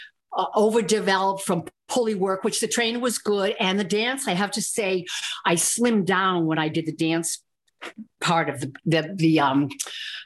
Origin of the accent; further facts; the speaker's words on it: Northeast, United States; I'm from the Northeast